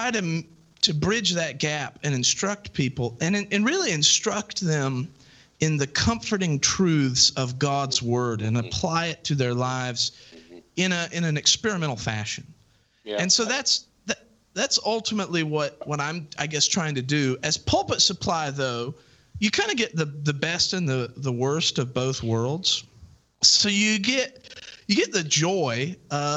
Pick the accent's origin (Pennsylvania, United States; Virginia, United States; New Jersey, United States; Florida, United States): Virginia, United States; Southwest; moved away; also born or lived in Bristol, Tennessee; I grew up in Southwest Virginia